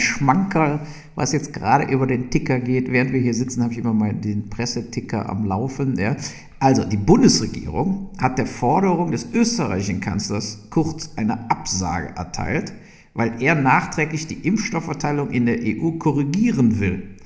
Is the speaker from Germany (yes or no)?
yes; Burscheid, North Rhine-Westphalia, Germany; also born or lived in Leverkusen; ich bin ja wirklich in Leverkusen zur Schule gegangen und komme aus Burscheid